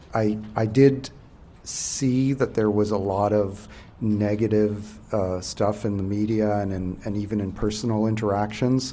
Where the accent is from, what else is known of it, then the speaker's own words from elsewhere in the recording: New Brunswick, Canada; I'm from Bayvert, New Brunswick